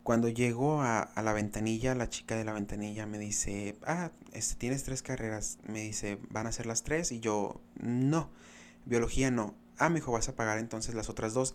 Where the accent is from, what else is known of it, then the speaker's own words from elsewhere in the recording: Benjamín Hill, Sonora, Mexico; yo vine de Benjamín Hermosillo a representar a mi pueblo orgullosamente